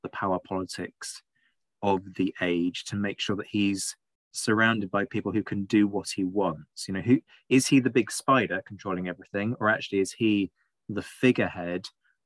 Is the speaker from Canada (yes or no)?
no; United Kingdom; as a Brit